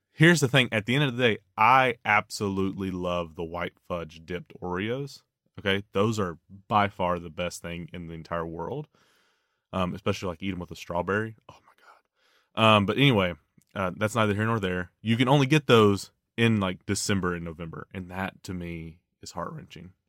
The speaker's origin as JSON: {"language": "English", "region": "the South", "country": "United States", "tie": "born or raised there", "said": "I grew up in the South"}